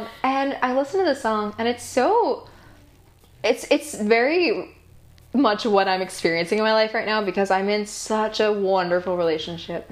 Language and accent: English; Cooperstown, New York, United States; moved away as an adult; also born or lived in Brooklyn, New York; I grew up in upstate New York